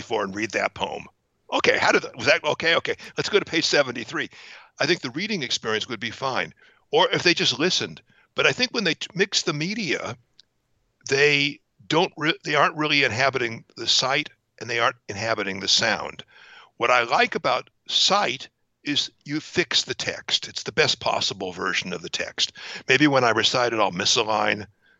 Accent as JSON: {"language": "English", "town": "Hawthorne", "region": "California", "country": "United States", "tie": "born or raised there", "also_born_or_lived": "Palo Alto / Boston / New York / Sonoma County", "moved": "as an adult", "said": "I'm a native Angeleno, and I was raised in Hawthorne"}